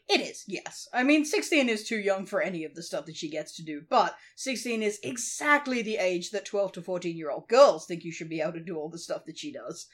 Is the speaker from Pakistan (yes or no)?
no; Australia; that's not really a thing in Australia, or at least it wasn't in the eighties